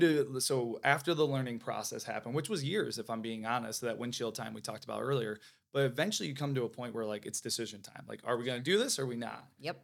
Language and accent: English; Michigan, United States; moved away as an adult; now in Florida, United States; I always say I'm a Midwest kid, so born and raised in Michigan, like a lot of people here. I'm transplant to Florida, so okay. been here for about 12 years